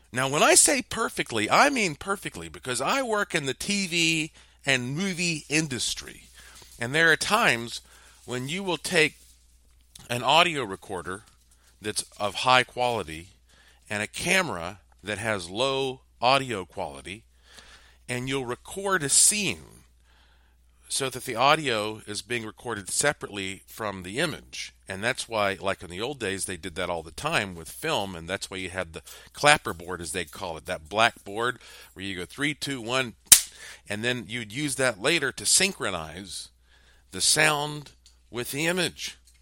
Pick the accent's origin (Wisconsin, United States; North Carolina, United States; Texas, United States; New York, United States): North Carolina, United States; moved away; I grew up in North Carolina